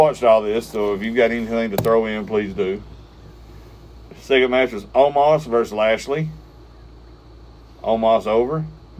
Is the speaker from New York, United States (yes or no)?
no; Alabama, United States; I'm from Alabama.